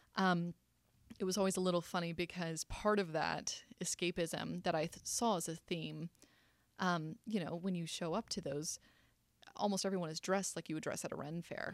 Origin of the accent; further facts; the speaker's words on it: South Carolina, United States; I was raised in South Carolina.